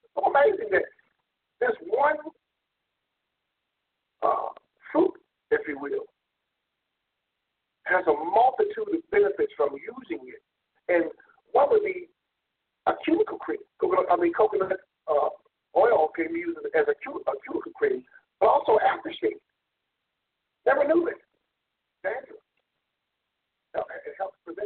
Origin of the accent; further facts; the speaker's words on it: South Florida, United States; Growing up in South Florida, we had coconut trees all over